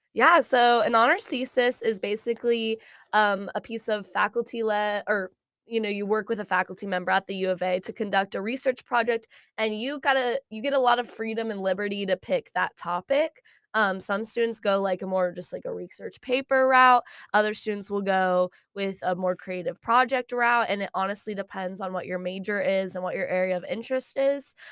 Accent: Shawnee, Kansas, United States; moved away as an adult; now in Fayetteville, United States; I'm from Shawnee, Kansas

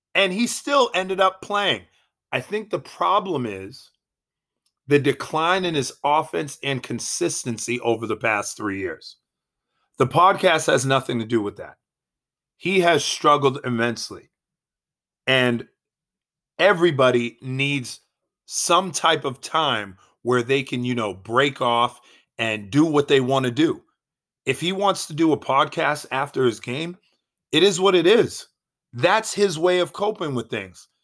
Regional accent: Boston, Massachusetts, United States; I am from Boston

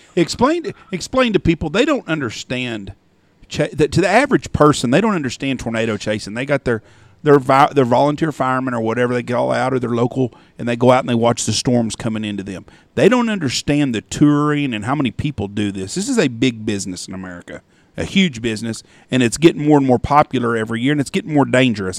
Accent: Wichita Falls, Texas, United States; I grew up in Wichita Falls and I was there on April 10th

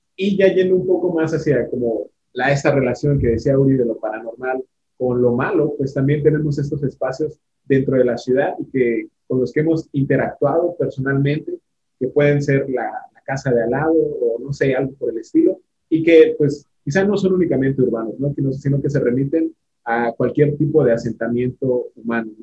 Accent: Cancún, Quintana Roo, Mexico; yo crecí en Cancún

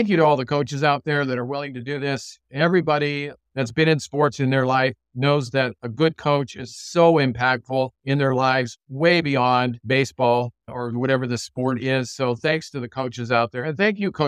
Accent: Southern California, United States; now in Portland/Vancouver area, United States; I'm from Southern California too. I grew up watching Rod Dedeo coach at USC.

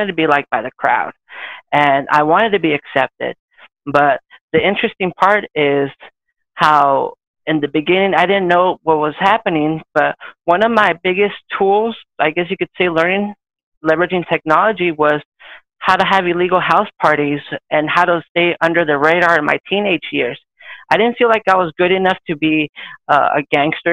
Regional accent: Orange County, California, United States; I was born and raised in Orange County, California, SoCal

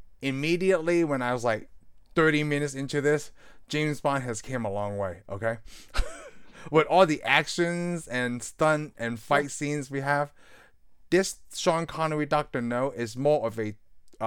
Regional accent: Hong Kong; moved away; I'm from Hong Kong, right?

